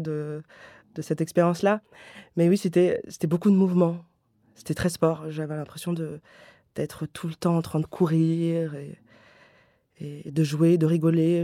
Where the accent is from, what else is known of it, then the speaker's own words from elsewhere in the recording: Paris, Île-de-France, France; je viens déjà de Paris